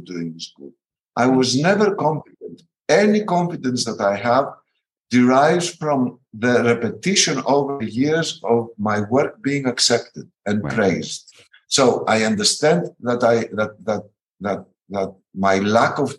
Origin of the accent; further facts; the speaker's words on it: Athens, Attica, Greece; In my generation, in my country, growing up in Athens, in the underground scene